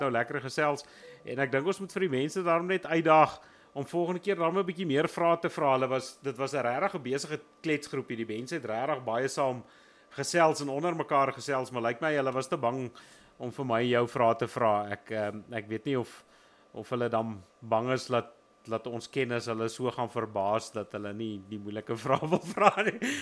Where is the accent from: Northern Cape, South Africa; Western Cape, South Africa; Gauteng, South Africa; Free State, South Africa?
Gauteng, South Africa; Wild West Rand; ek is van die Wille Wesrand af